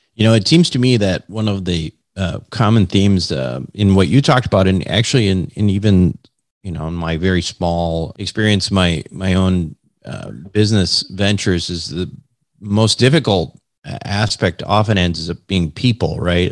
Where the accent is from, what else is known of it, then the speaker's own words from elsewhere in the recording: Minnesota, United States; I'm from Minnesota